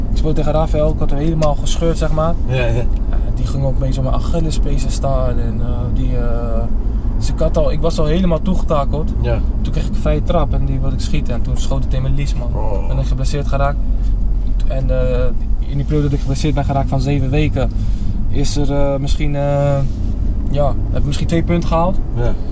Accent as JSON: {"language": "Dutch", "country": "Netherlands", "moved": "as an adult", "said": "24 jaar ben ik pas weg uit Nederland."}